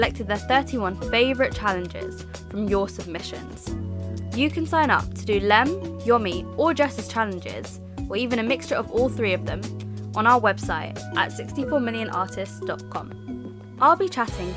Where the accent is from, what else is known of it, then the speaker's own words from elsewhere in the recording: London, United Kingdom; I'm 21 years old, I'm from London